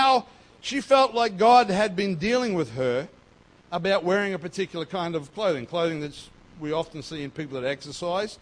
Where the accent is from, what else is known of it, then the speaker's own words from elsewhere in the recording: North Queensland, Australia; moved away; I grew up in North Queensland